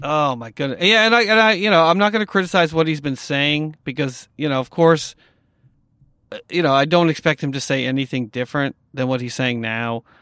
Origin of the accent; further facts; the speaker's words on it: upstate New York, United States; I grew up in New York, uh, you know, upstate New York